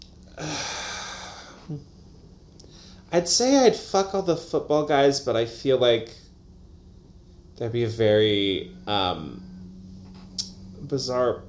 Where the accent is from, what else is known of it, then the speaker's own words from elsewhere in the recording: the West, United States; We're from the West